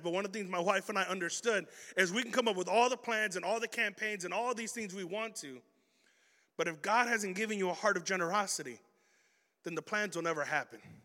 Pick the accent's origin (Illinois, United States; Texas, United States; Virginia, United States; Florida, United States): Illinois, United States; Chicago; I'm a kid from Chicago